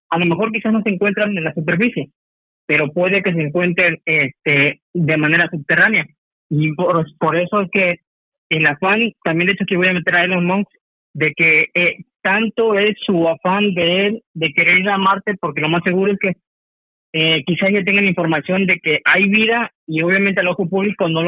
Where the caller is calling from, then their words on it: Zihuatanejo, Guerrero, Mexico; Eh, Salvador, hablo de Cihuatanejo.